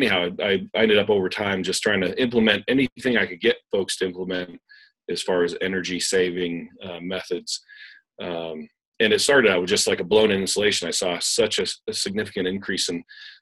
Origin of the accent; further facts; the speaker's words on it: Windsor, Maine, United States; also born or lived in Whitefield, Maine; now in Oregon, United States; I grew up in Windsor, Maine, part of my life in Whitefield, Maine, but and then Windsor.